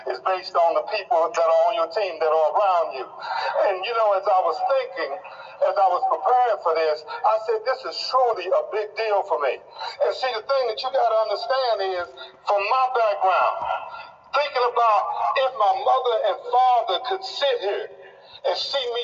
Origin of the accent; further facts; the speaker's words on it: East St. Louis, Illinois, United States; when I was born as a baby, I grew up in East St. Louis, Illinois, and one of the rules that they had was no baby could be born in East St. Louis. So my parents had to drive, no black baby.